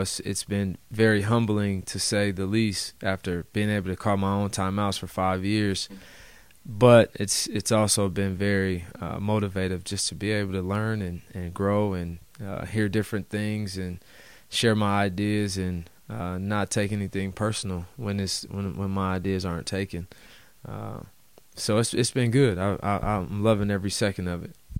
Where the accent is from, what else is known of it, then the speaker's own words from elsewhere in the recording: Denver, Colorado, United States; now in Portland, United States; I'm from Denver.